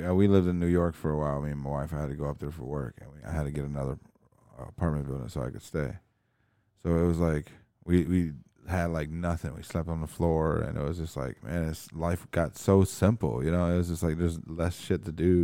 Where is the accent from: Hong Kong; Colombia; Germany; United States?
Germany; Berlin; moved away; I was born in Berlin